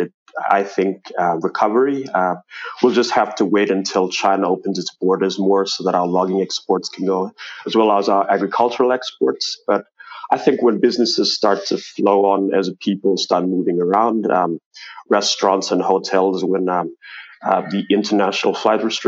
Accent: Manus Province, Papua New Guinea; now in Port Moresby, Papua New Guinea; I've traveled to my hometown in Manus

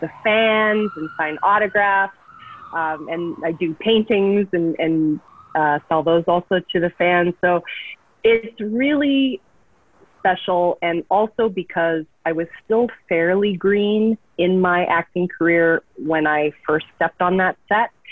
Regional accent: Calgary, Alberta, Canada; also born or lived in Vancouver, Canada; now in Los Angeles, United States; I was born in Calgary, Alberta, Canada

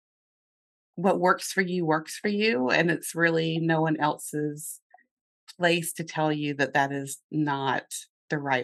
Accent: North Carolina, United States; accent: Southern; now in Lancaster, United States; I have a little bit of a Southern accent remaining from growing up in North Carolina

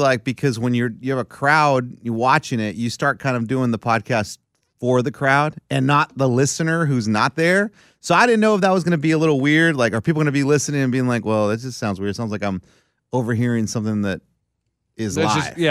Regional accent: Wyoming, United States; I'm from Wyoming.

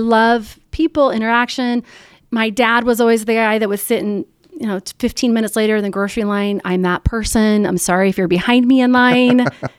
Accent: Missouri, United States; I'm a Missouri girl. I am a farm girl.

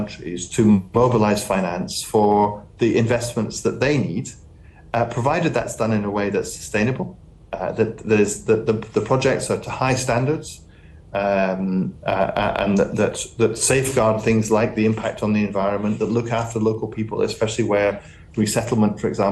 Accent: Highlands of Scotland, United Kingdom; I come from the Highlands of Scotland.

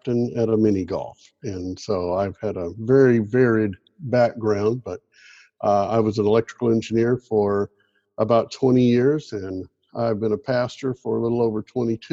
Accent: Clarksville, Tennessee, United States; moved away as an adult; now in Daphne, United States; Originally, I was born in Clarksville, Tennessee, and lived there until I went off to college. And growing up in Clarksville

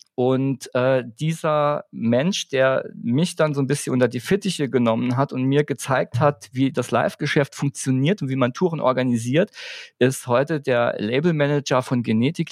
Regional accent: Saarbrücken, Saarland, Germany; Wir kommen aus Saarbrücken

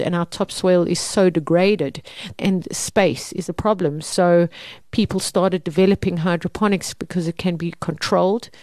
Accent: Mpumalanga, South Africa; I grew up in Mpumalanga

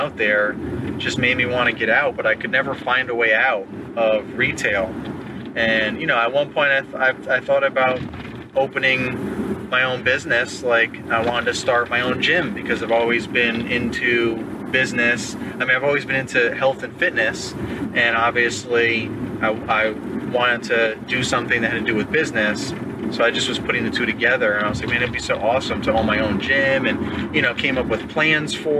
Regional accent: New York, United States; moved away as an adult; now in Virginia, United States; I'm from New York originally, so that's where we were living

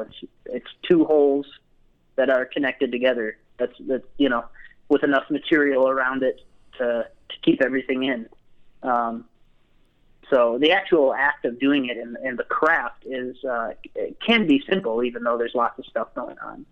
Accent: Grand Rapids, Michigan, United States; moved away as an adult; now in Utah, United States; I grew up in Grand Rapids, Michigan area, sort sort of over uh, the west side of the state.

